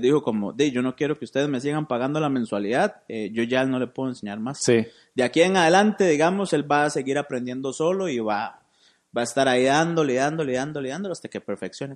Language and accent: Spanish; San José, Costa Rica; moved away as an adult; now in Cartago, Costa Rica; yo soy de San José, yo soy de Barrio México